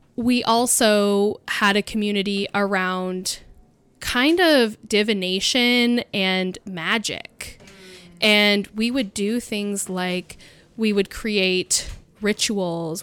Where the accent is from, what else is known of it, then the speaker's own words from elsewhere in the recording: Mount Hood, Oregon, United States; I grew up on Mount Hood